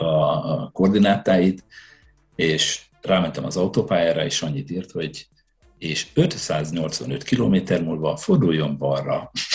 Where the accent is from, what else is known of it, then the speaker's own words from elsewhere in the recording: Hajdú-Bihar, Hungary; moved away as an adult; also born or lived in Budapest; now in Sweden; a gyerekkoromat azt, ö, azt, ö, vidéken a hajnúságban töltöttem